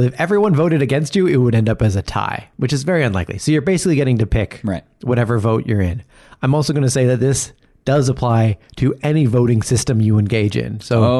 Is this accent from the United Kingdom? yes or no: no; Canada; because we're Canadian